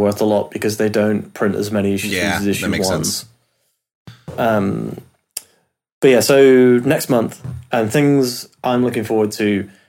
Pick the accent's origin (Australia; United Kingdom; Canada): United Kingdom; Obviously, being British, it's a bit of a thrill to get a character from where I'm from.